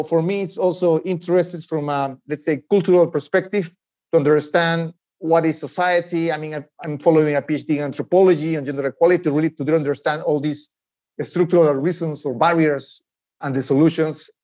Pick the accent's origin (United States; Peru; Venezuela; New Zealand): Peru; moved away; I'm originally from Peru